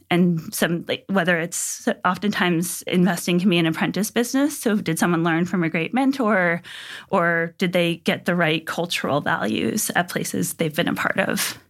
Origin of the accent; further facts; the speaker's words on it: Pomfret, Connecticut, United States; I grew up in New England in a small town in Connecticut called Pomfret